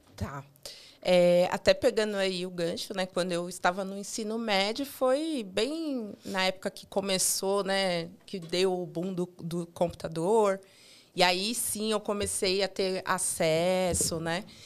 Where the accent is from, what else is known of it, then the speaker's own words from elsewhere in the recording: São Paulo, Brazil; eu sempre morei em São Paulo, sou paulista, paulistana